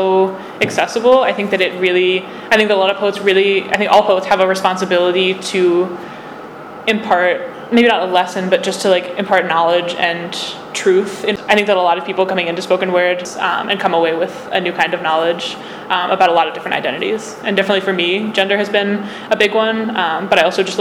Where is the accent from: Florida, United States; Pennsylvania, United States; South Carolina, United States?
Pennsylvania, United States; small-town rural; I come from a swing state and a swing county, the smallest town with the largest Republican majority, a neighborhood of Donald Trump's reversing Pennsylvania from blue to bloodshot